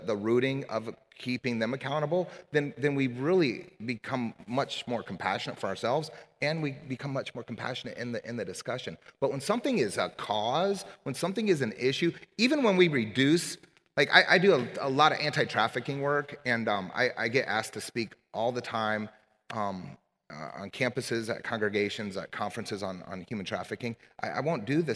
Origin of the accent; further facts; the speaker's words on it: Omaha, Nebraska, United States; I grew up in Omaha, Nebraska